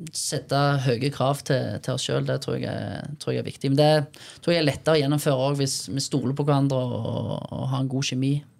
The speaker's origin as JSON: {"language": "Norwegian", "town": "Bryne", "region": "Rogaland", "country": "Norway", "said": "vi kommer fra Bryne"}